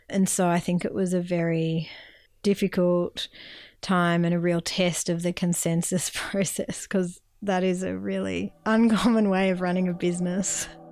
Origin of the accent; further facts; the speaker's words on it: Melbourne, Victoria, Australia; moved away as an adult; also born or lived in Bega Valley, New South Wales; now in Bega, Australia; I'm originally from Melbourne